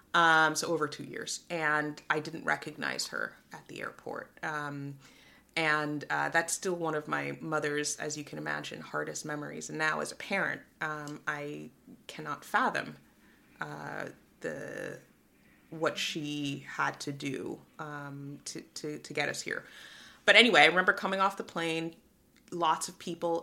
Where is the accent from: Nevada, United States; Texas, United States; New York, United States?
New York, United States; New York City; moved away as an adult; also born or lived in Guyana; Moved to the Bronx when I was uh, just before my sixth birthday, and there I grew up until I was 18